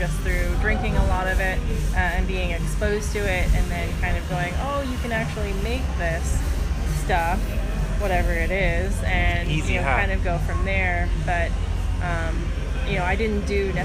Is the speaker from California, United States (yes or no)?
yes; San Diego, California, United States; growing up in San Diego